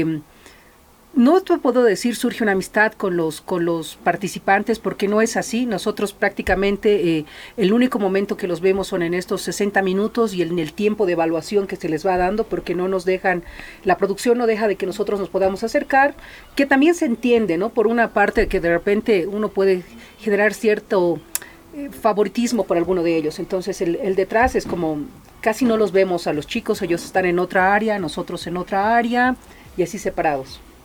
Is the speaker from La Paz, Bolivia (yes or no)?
yes; La Paz, Bolivia; also born or lived in Chulumani; muy, muy pequeña me han traído aquí a la ciudad de La Paz